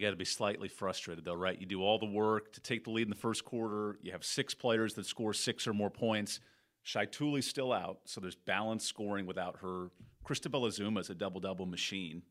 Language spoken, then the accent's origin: English; Torrance, California, United States; moved away; from Torrance, my hometown